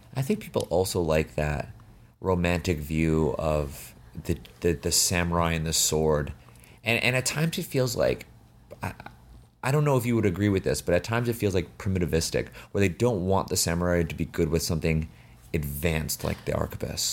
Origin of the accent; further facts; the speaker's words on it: Canada; also born or lived in China; I was born in Canada